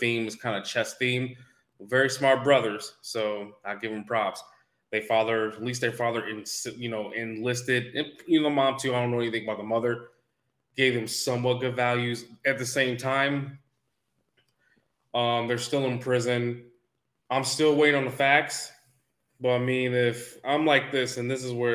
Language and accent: English; Canada; now in United States; me being African Canadian and me also being black